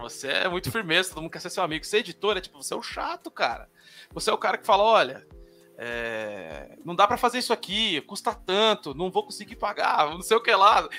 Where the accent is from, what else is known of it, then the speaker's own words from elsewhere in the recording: São Paulo, Brazil; Eu sou da periferia de São Paulo, São Mateus, na Zona Leste